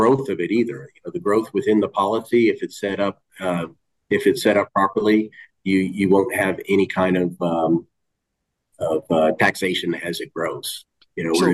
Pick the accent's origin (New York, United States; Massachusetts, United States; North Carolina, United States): Massachusetts, United States; about 30 miles from Boston; moved away; about 30 miles away from Boston